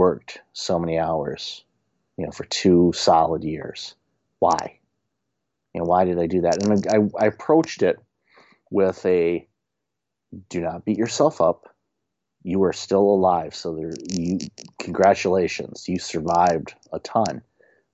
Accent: Detroit, Michigan, United States; moved away; also born or lived in Windsor, Canada; growing up in Detroit, there's a resiliency that most Detroiters have

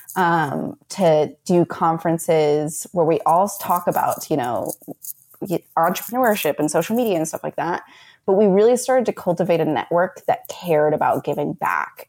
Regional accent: United States; I'm very happy in who I am as an American

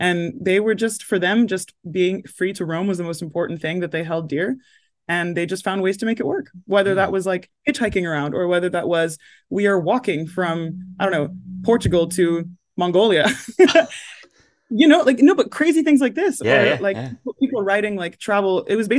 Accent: London, United Kingdom; accent: American; also born or lived in United States; And we lived in the US when I was a little kid, which is why I have this accent. But then I was born in London and then we moved to the US. We were there for 10 years and then came back to the UK

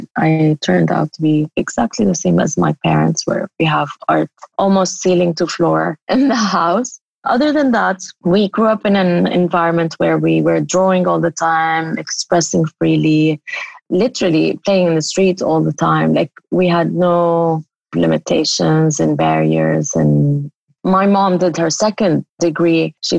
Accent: Amman, Amman Governorate, Jordan; also born or lived in Syria; So I was born in Syria. And then once they declared democracy, we moved back to Amman, Jordan, and my dad opened this think tank.

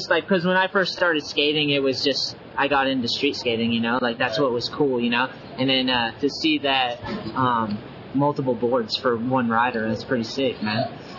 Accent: New England, United States; I grew up in New England

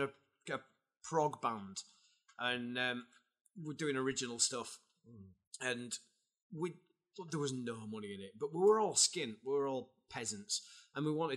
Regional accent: Bradford, Yorkshire and the Humber, United Kingdom; now in Huddersfield, United Kingdom; I'm from Bradford originally

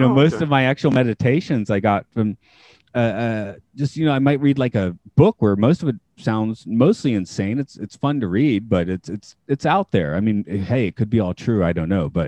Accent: Atlanta, Georgia, United States; now in Japan; I'm from Atlanta. We have a very large Vietnamese community

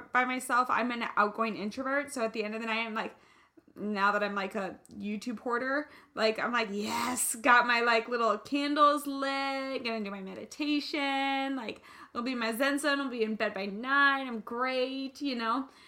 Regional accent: Kansas, United States; now in California, United States; I'm from the Midwest, I'm from Kansas

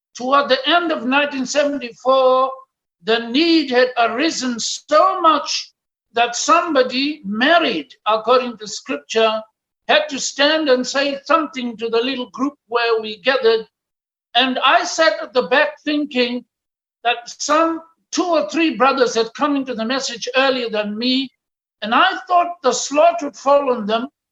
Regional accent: Pretoria, Gauteng, South Africa; I was born in Pretoria, the capital city of South Africa, on the 2nd of August, 1952

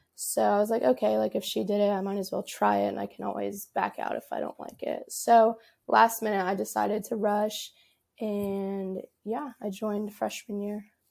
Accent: Dallas, Texas, United States; moved away as an adult; now in Baton Rouge, United States; originally, I'm from, like, the Dallas area of Texas

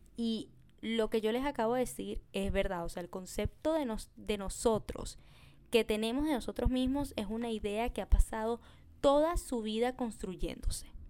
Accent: Venezuela; now in Peru; yo soy de Venezuela

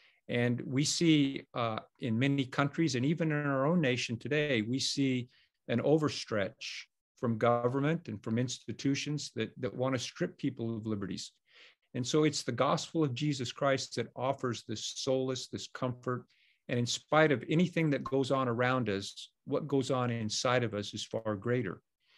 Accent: California, United States; In the little congregation that I grew up in California, Thanksgiving was always on Thursday.

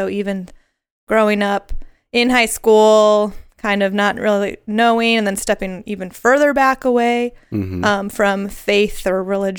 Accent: Lombard, Illinois, United States; So I grew up in the Chicago area, a suburb called Lombard. I went to Lombard East High School, the Rams.

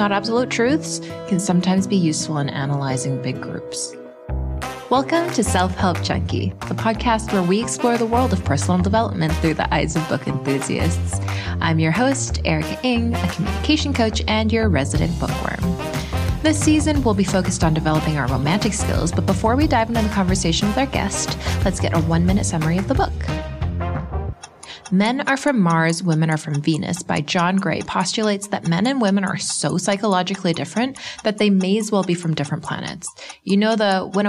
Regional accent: Canada; being Canadian

